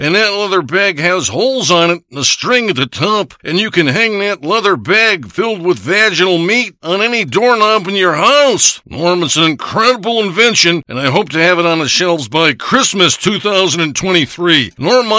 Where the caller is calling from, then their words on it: Lake Orion, Michigan, United States; I'm calling you from Lake Orion, Michigan.